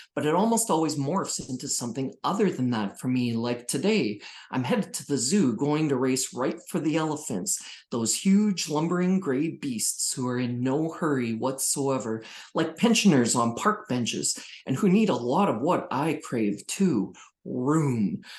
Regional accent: small town Saskatchewan, Canada; moved away; I'm from small town Saskatchewan originally, 800 people in my hometown.

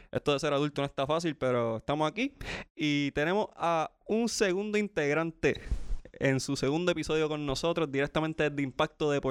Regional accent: Trujillo Alto, Puerto Rico; en mi pueblo natal, Trujillo Alto, Puerto Rico.

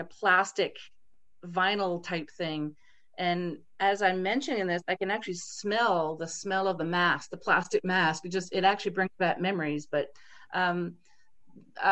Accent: East Coast of Canada, Canada; being born and raised on the East Coast of Canada

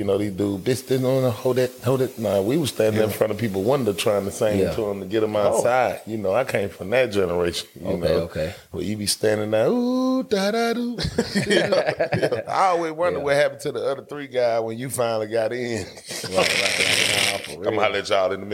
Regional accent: Atlanta, Georgia, United States; also born or lived in Japan; I'm from Bankhead.

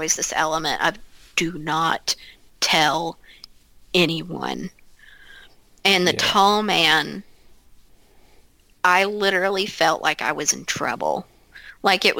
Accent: Ashland, Kentucky, United States; I grew up outside of Ashland

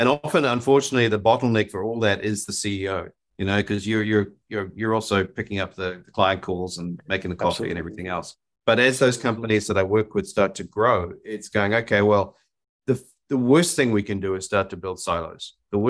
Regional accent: New Zealand; now in Austin, United States; I you can tell by my accent, I'm not from Austin, Texas. I grew up in New Zealand, long way away from everywhere else.

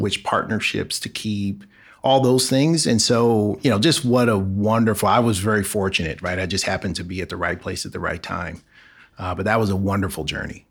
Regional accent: Los Angeles, California, United States; moved away as an adult; I'm born and raised in Los Angeles. So I'm, I'm an Angeleno, as we call ourselves

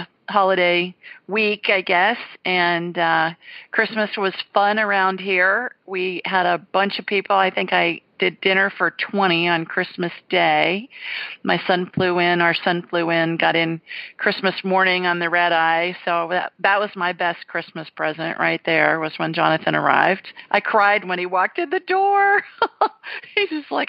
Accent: Ohio, United States; A little kid, growing up in Ohio

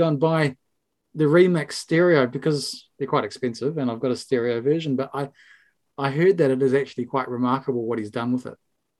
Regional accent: New Zealand; We're a Kiwi podcast

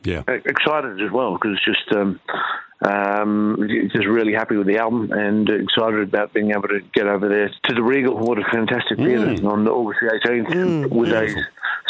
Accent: Alice Springs, Northern Territory, Australia; I was born and raised in Alice Springs

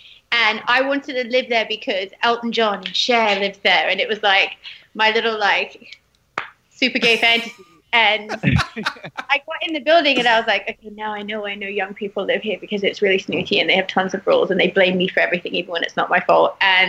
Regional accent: United Kingdom; now in United States; I'm British to the core. I think I'm... Me and my parents never, ever want to lose sight of that.

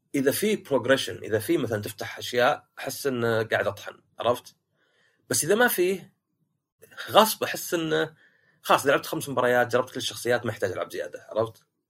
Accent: Shaqra, Riyadh Province, Saudi Arabia; انا من شقره

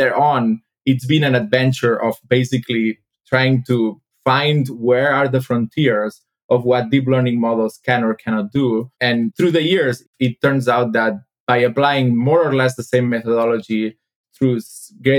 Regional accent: Spain; moved away as an adult; also born or lived in Berkeley, California; now in London, United Kingdom; I'm originally from Spain, so I moved to London in 2016, where I joined DeepMind

